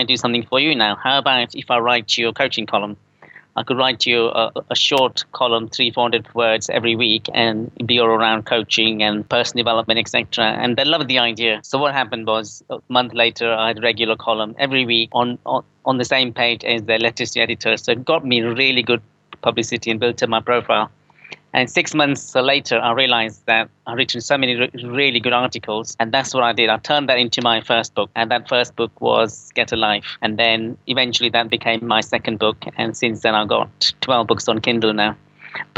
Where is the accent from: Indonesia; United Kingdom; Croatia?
United Kingdom; Coventry, West Midlands; now in London, United Kingdom; I'm from the Midlands originally in Coventry